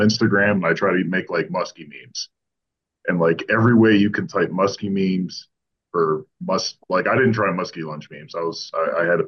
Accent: Florida, United States; moved away; also born or lived in Ontario; my brother and I grew up fishing in Florida.

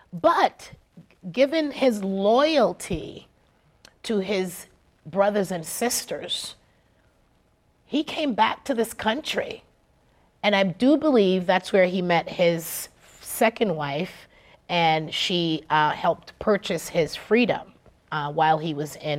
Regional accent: Jamaica; So we are stewards of nature by birth. I'm Jamaican.

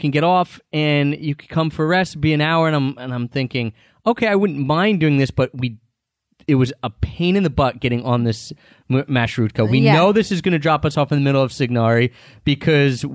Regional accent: United States; first language English; also born or lived in Philadelphia; we're from America. We live in Philadelphia

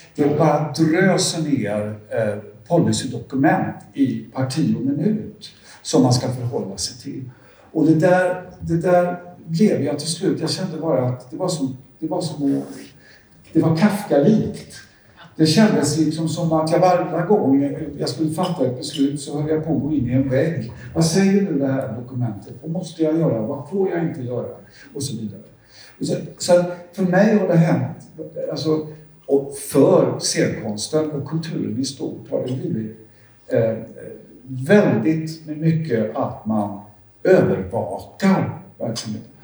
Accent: Gothenburg, Västra Götaland, Sweden; Jag är ju uppvuxen i, eh, i Majorna

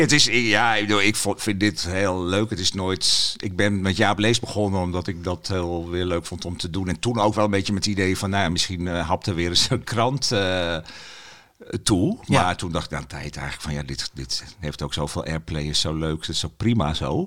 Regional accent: Heerenveen, Friesland, Netherlands; moved away; ik ben geboren in Heerenveen

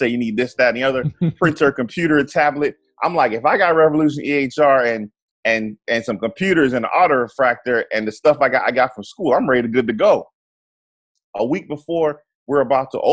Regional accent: near Fort Lauderdale, Florida, United States; also born or lived in Trinidad and Tobago; I grew up near Fort Lauderdale

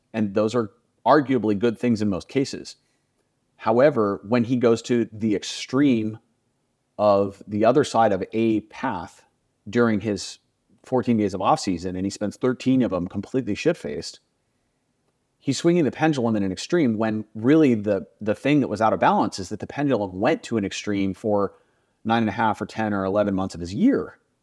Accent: United States; I grew up in the United States

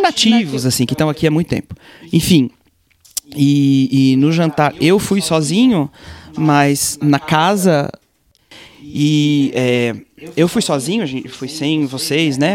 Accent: Blumenau, Santa Catarina, Brazil; moved away; also born or lived in Israel; que sou israelense, mas sou brasileiro, cresci no Brasil e tal. No Brasil tem inverno, eu morava em Blumenau

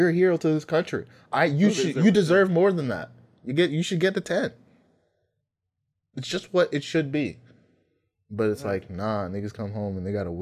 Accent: United States; I'm American

